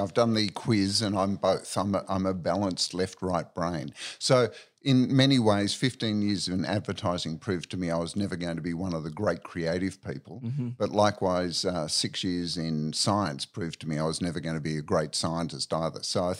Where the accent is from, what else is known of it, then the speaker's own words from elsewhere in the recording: Victoria, Australia; Okay, so born in Victoria in a country town. Spent most of my childhood and teenage years down on the Mornington Peninsula by the sea.